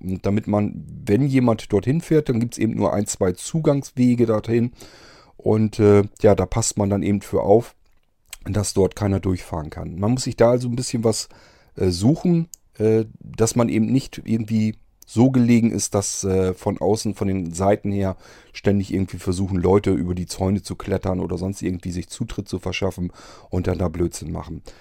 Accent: Germany; bei uns in Deutschland

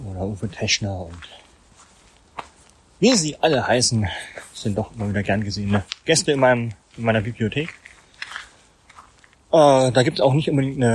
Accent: Thuringia, Germany; born there; Baujahr 1981, geboren in Thüringen. Ja, als ja in einer etwas größeren Familie.

